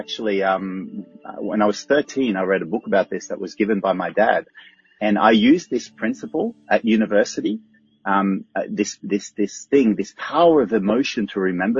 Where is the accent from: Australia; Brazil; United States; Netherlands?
Australia; Actually, I say no worries often because I'm Australian and the translation of no problem in Australian is no worries.